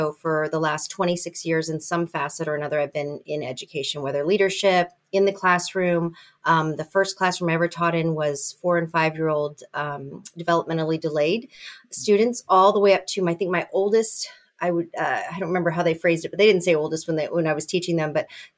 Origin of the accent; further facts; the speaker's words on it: California, United States; now in Indiana, United States; I came from California and then ended up in Indiana, and I taught at IU as an adjunct for a long time.